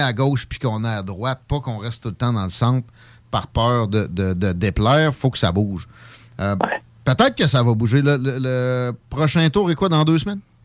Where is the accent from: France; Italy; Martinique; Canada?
Canada; Quebec; je suis un Canadien français, puis mes ancêtres ont bâti de Québec